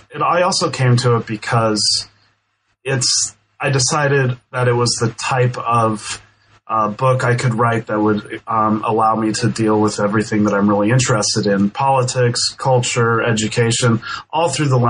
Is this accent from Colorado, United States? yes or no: yes; Denver, Colorado, United States; So I grew up in Denver, and I went to University of New Mexico.